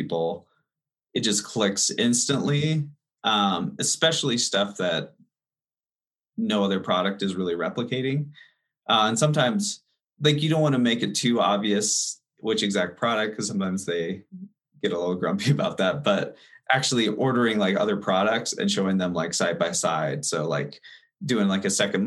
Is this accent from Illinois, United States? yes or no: no; Denver, Colorado, United States; also born or lived in Los Angeles; I'm actually originally from Denver, and then I moved out there for about 5 years doing video production, and came back to Denver.